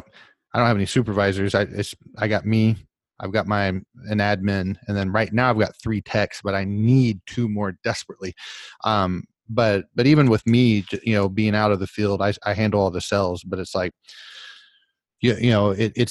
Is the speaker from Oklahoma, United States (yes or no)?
yes; Oklahoma, United States; now in Florida, United States; I'm from Oklahoma